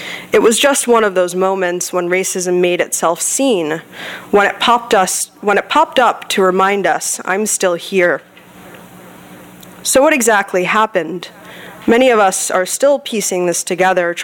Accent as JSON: {"language": "English", "area": "a suburb of Philadelphia", "region": "Pennsylvania", "country": "United States", "tie": "born or raised there", "also_born_or_lived": "Los Angeles", "moved": "yes", "said": "I grew up in a suburb of Philadelphia"}